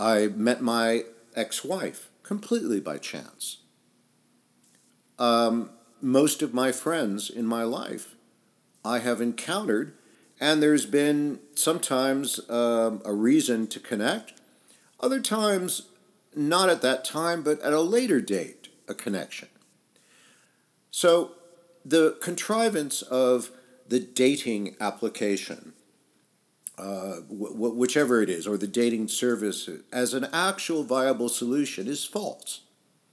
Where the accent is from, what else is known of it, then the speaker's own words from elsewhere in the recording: United States; moved away as an adult; also born or lived in England / France / Italy; although I grew up in the United States, I left in my early 20s and lived in about half a dozen countries